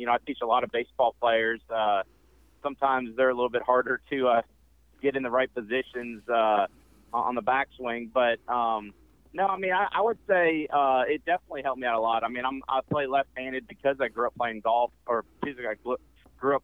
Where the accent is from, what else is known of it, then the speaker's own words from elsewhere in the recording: Memphis, Tennessee, United States; also born or lived in Erie, Pennsylvania / Buffalo, New York; I was born in Erie, Pennsylvania, so my whole family's from Buffalo, New York area. So I grew up playing hockey in Memphis